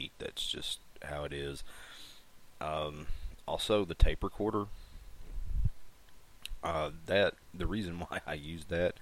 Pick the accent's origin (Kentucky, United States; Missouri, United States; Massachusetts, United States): Kentucky, United States; central; accent: Kentucky; I grew up in central Kentucky, but most of my family is from eastern Kentucky